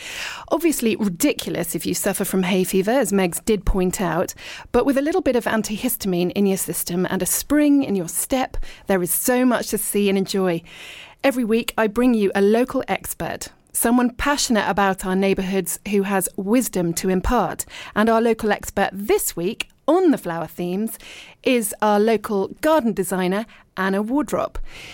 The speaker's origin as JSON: {"language": "English", "town": "Richmond", "region": "London", "country": "United Kingdom", "tie": "born or raised there", "also_born_or_lived": "East Sheen", "moved": "as an adult", "said": "I was born in Richmond and I lived and worked in London, but then I moved abroad for ages. I'm now back in the UK and I live in East Sheen."}